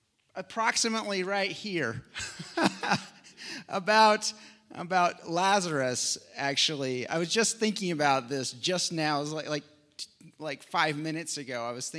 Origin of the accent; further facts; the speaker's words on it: McCook, Nebraska, United States; So we are from McCook. I don't know, did we say that? Not too far away